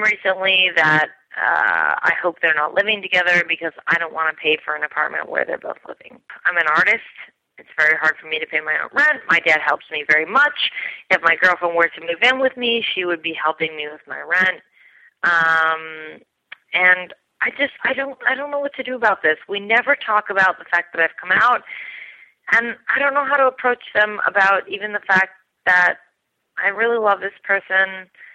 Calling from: New York City, New York, United States; I'm calling you from Brooklyn, New York.

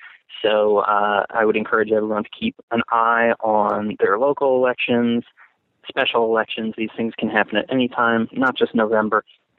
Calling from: Los Angeles, California, United States; I'm calling from Los Angeles, California.

